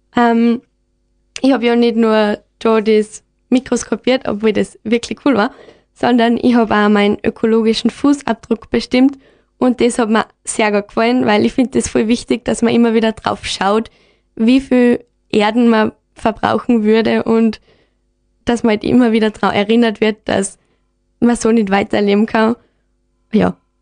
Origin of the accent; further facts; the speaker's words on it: Gams, Styria, Austria; Ich bin aus der Gams, genau, aus dem Gamsforscht und da gibt es eigentlich fast keine Leute.